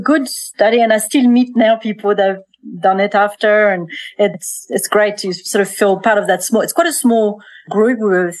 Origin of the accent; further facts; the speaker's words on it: between Burgundy and Franche-Comté, Bourgogne-Franche-Comté, France; moved away as an adult; now in Central Otago, New Zealand; I grew up in France, obviously. So between Burgundy and Franche-Comté, which is where the Jura region is part of. So between those two regions, I was really introduced to wine quite early on.